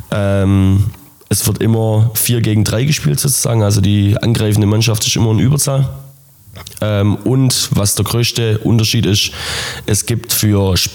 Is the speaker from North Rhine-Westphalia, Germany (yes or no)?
no; Bartenbach, Baden-Württemberg, Germany; Ähm, bei uns in, in meinem Heimatdorf Bartenbach ist das erste Beachhandballturnier Deutschlands ausgetragen worden und ist auch das erste Beachhandballfeld in Deutschland ähm, gebaut worden.